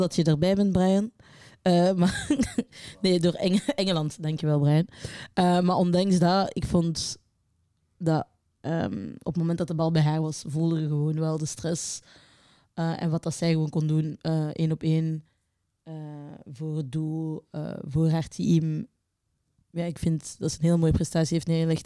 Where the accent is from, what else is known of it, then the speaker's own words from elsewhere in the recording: Belgium; wij ook niet als Belgen